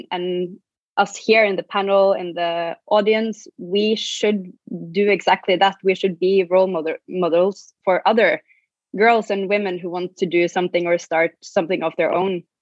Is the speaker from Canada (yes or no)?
no; Norway; moved away as an adult; also born or lived in Shanghai, China / Hong Kong; I'm from Norway and um, been doing. I, I started a, a, boutique agency, uh, an event agency, in when I was living in Shanghai, working with Scandinavian companies.